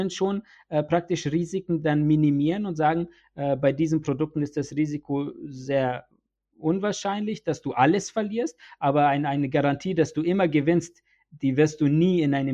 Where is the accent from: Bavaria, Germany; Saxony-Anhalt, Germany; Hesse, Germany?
Bavaria, Germany; Nuremberg; Ich kann dir ein Beispiel hier bei uns jetzt in Nürnberg, ne, weil ich komme ja aus Nürnberg